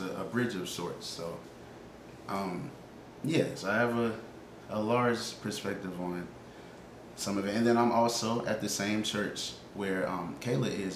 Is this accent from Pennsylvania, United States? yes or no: no; Indiana, United States; now in Montgomery, United States; growing up in Indiana